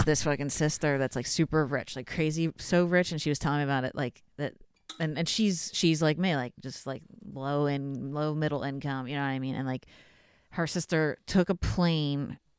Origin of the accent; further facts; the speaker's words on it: Bucks County, Pennsylvania, United States; moved away as an adult; now in Philadelphia, United States; no, I'm from Bucks County.